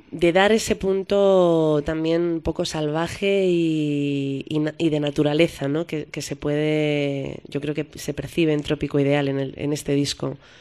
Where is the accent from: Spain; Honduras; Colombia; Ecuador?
Spain; Madrid, Community of Madrid; yo soy madrileña